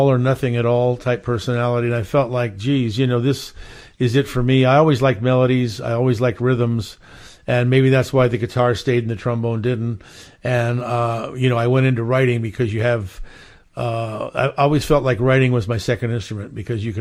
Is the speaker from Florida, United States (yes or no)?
no; Hawaii, United States; moved away; also born or lived in Philadelphia, Pennsylvania / Las Vegas / Los Angeles / Montclair, New Jersey; I was born in Philly and I grew up in Hawaii